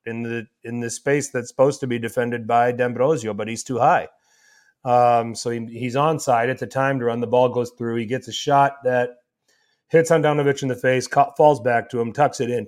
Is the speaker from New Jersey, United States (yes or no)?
no; Milwaukee, Wisconsin, United States; I'm from Milwaukee